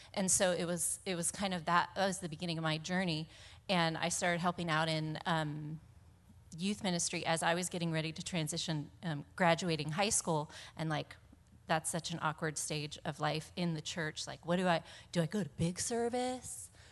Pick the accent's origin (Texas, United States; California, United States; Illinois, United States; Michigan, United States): California, United States; Monterey; born and raised in Monterey.